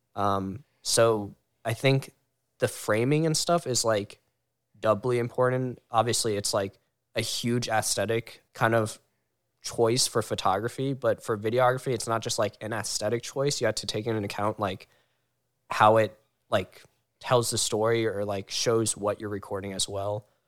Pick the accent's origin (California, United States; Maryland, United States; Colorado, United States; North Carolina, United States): Maryland, United States; Howard County; we're all in Maryland ish, but I'm from the Howard County area, about like an hour